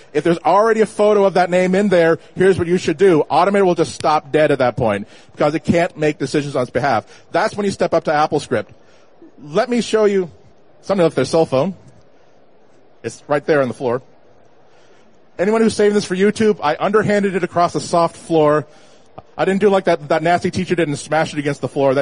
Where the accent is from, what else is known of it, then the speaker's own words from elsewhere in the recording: Boston, Massachusetts, United States; I'm from Boston. If I say, let's go get a tonic, we'll go to Worcester, then Leominster